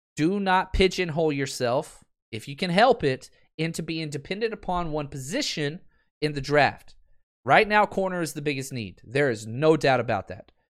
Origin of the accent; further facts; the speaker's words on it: Texas, United States; moved away; I'm from Texas